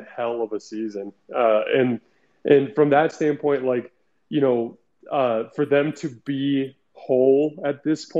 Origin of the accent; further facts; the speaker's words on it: Tucson, Arizona, United States; I'm from Tucson, Arizona. I didn't grow up in an NBA city.